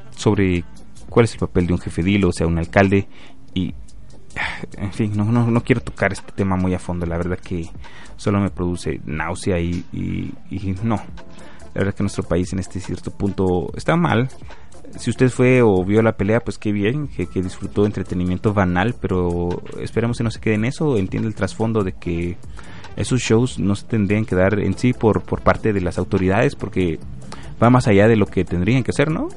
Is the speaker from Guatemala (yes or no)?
yes; Guatemala; como guatemalteco sí me preocupa